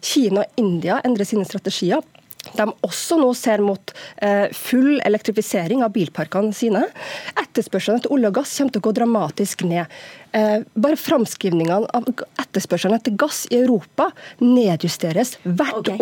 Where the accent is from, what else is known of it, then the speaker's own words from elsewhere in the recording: Norway; Jeg er nordmann som alle andre og stolt av landet mitt